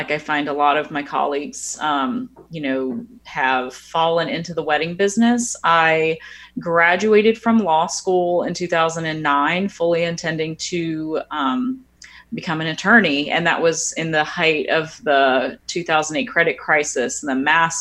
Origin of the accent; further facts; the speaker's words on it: Florida, United States; now in New Orleans, United States; I'm not from New Orleans originally. I'm from Florida.